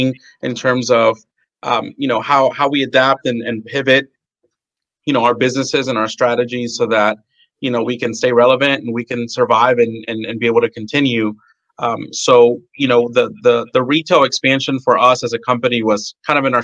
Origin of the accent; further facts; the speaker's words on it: La Porte, Texas, United States; now in Deer Park, United States; I am from the Bay Area, Houston area. I grew up in La Porte and I live in Deer Park